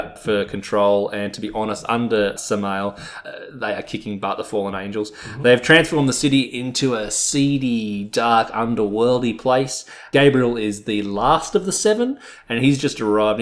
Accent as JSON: {"language": "English", "country": "Australia", "said": "being Australian, we say it quickly"}